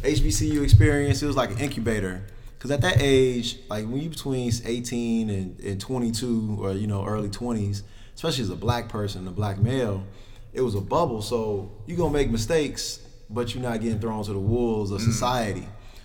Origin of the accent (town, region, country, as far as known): Chicago, Illinois, United States; born or raised there; also born or lived in Calumet City, Illinois